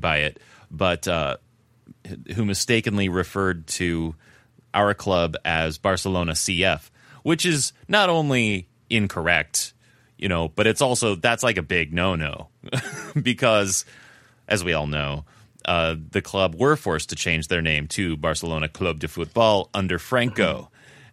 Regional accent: United States; now in Spain; being an American

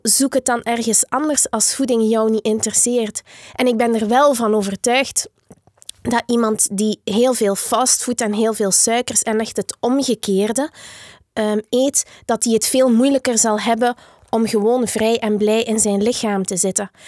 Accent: Diksmuide, Flanders, Belgium; Ik ben opgegroeid in Dixmuiden

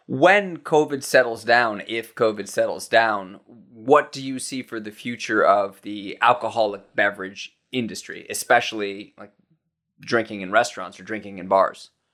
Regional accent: United States; as an American

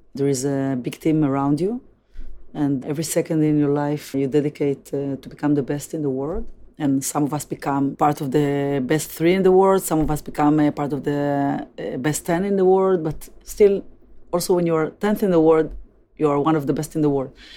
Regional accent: Tel Aviv, Tel Aviv District, Israel; Tel Aviv, which I was born and grew up

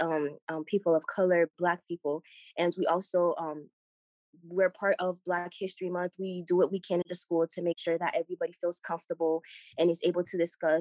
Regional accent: Boston, Massachusetts, United States; also born or lived in Haiti; I've lived in Boston for over 12 years. I was born in Haiti, came here at 5 years old.

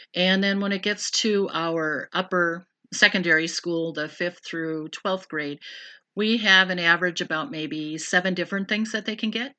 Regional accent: Random Lake, Wisconsin, United States; moved away; also born or lived in California; I grew up in Random Lake. but moved out to California, and I was out there for thirteen years, and then we relocated back here to Random Lake

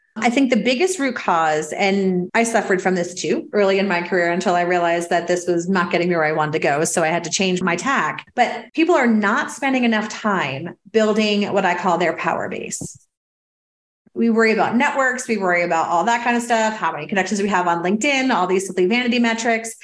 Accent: New York City, New York, United States; I'm a New Yorker

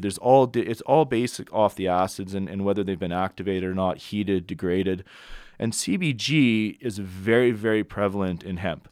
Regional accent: Edmonton, Alberta, Canada; I'm from Edmonton, Alberta originally.

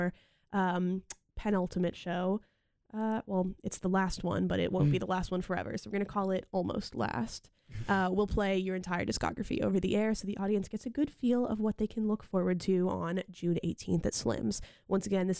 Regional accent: Ottawa, Ontario, Canada; now in Raleigh, United States; That's where I'm from

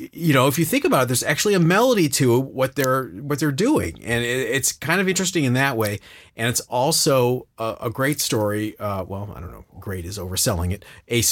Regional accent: 30 miles from Cleveland, Ohio, United States; 30 miles from my hometown

